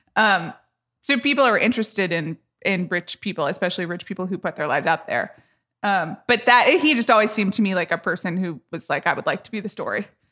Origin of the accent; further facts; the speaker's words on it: Atlanta, Georgia, United States; I grew up in Atlanta